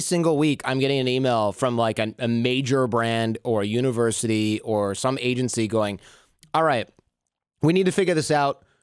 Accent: Michigan, United States; I grew up in Michigan

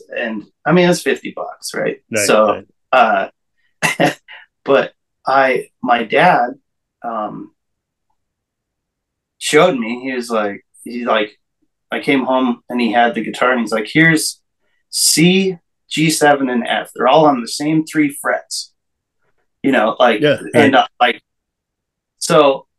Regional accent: Montana, United States; born there; Well, I was born in Montana, and I just moved to Kentucky a year ago.

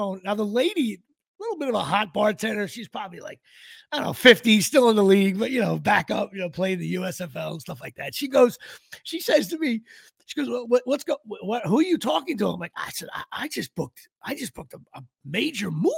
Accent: New Jersey, United States; I'm from New Jersey

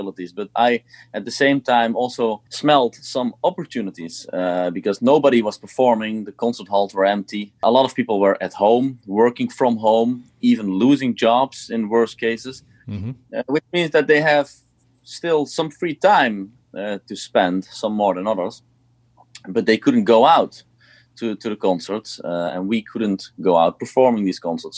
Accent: Eindhoven, North Brabant, Netherlands; also born or lived in Switzerland / Amsterdam; I played here in my hometown in Eindhoven, where I used to play when I was younger

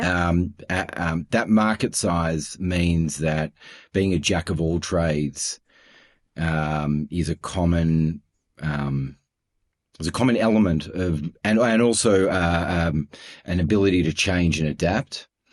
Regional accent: Melbourne, Victoria, Australia; also born or lived in Toronto, Canada; now in Sydney, Australia; I'm in Sydney. Uh, I'm from Melbourne

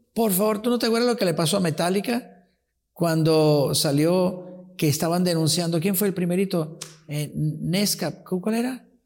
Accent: Venezuela; first language Italian; Spanish is a second language; also born or lived in Rocca di Papa, Italy; donde crecí, donde vieron mis primeros éxitos fue en Venezuela

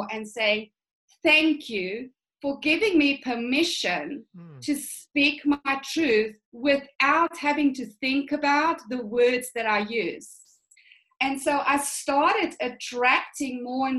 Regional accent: South Africa; I come from a really conservative upbringing. So I'm from the Afrikaans culture

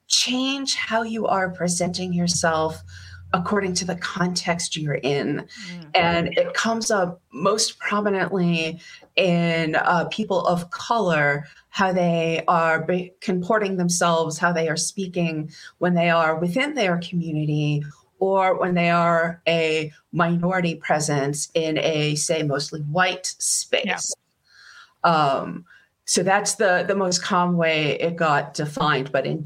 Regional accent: Boston, Massachusetts, United States; accent: Boston; But when I'm home, my accent is very thick. 1, 2, 3, foa. That's a foa, yeah.

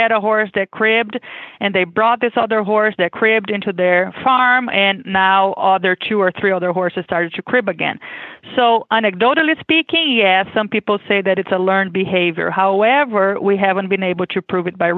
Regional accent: Brazil; born or raised there; English is a second language; moved away as an adult; now in Kentucky, United States

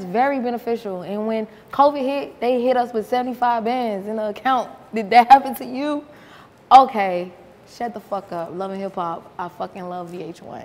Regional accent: North Miami, Florida, United States; moved away as an adult; now in Atlanta, United States; I grew up in North Miami, Florida

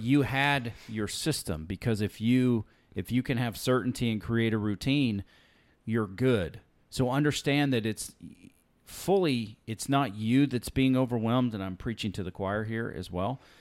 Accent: Alabama, United States; also born or lived in California; now in Texas, United States; growing up in the South in Alabama

